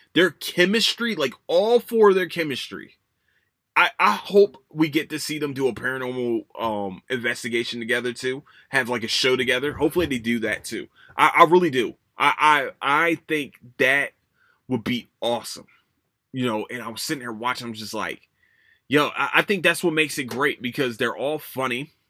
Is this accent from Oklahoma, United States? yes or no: no; Philadelphia, Pennsylvania, United States; moved away; I'm from, I'm from Philadelphia